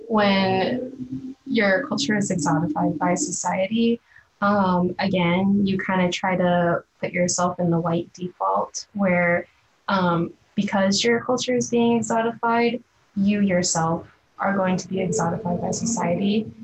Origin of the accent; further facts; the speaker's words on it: Philippines; oh, sorry, I'm not Japanese. Sounds like I'm Filipino.